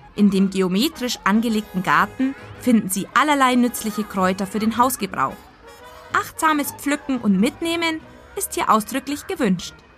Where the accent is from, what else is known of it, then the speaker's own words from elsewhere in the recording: Augsburg, Bavaria, Germany; meine Heimatstadt Augsburg